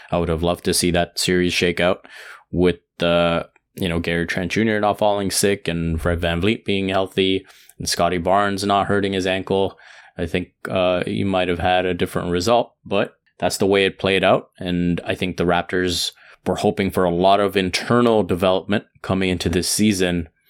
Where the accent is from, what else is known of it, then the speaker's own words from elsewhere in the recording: India; being Indian